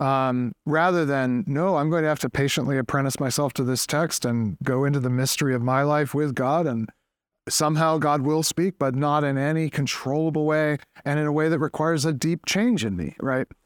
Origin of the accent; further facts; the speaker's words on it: Boston, Massachusetts, United States; I am from Boston, New England